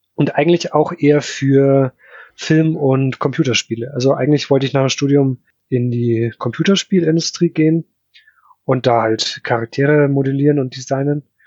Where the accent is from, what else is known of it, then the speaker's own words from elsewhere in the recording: Upper Palatinate, near Nuremberg, Bavaria, Germany; now in Ingolstadt, Germany; Ich komme eigentlich äh, aus der Oberpfalz, also genau an der Grenze von Franken